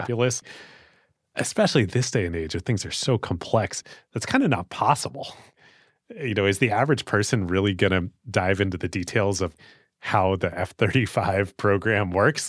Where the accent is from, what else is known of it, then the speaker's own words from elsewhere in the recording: United States; as an American